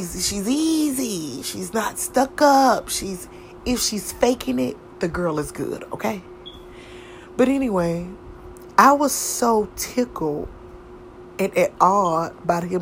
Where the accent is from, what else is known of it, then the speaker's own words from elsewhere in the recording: the South, United States; I was from the South